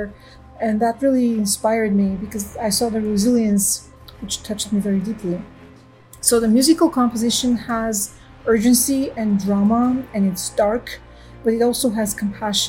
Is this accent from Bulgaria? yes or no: yes; Sofia, Sofia City, Bulgaria; moved away as an adult; now in Los Angeles, United States; I grew up in Sofia, Bulgaria